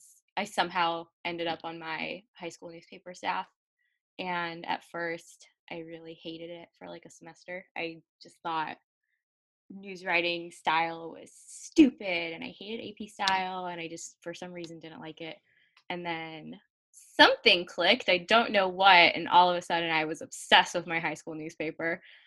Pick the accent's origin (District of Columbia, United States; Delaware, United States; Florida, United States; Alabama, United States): Delaware, United States; the suburban areas of Delaware and, like, strip malls and everything. Like, that's pretty much what my hometown area looks like.